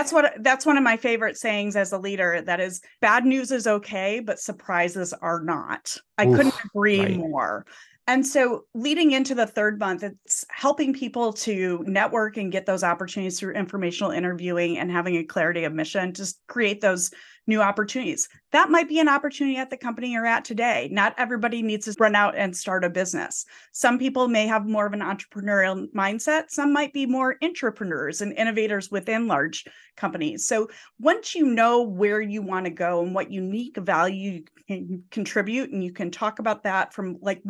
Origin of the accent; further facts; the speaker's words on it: Midwest, United States; So Josh, we were talking before we were recording before that we're both come from the Midwest.